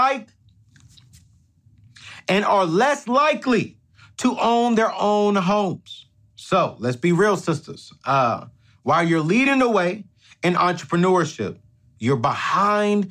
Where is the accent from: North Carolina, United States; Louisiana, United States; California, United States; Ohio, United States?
California, United States; San Diego; now in Nashville, United States; I grew up in San Diego, California.